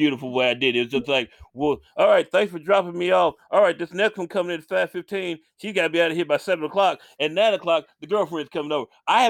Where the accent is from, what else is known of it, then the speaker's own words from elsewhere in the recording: Memphis, Tennessee, United States; I'm from Memphis, Tennessee